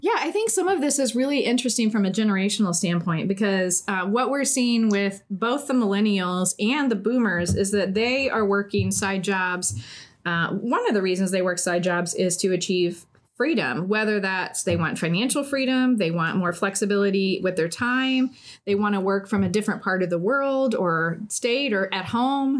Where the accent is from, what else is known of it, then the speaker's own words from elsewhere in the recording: Indiana, United States; we're both from Indiana and went to Ball State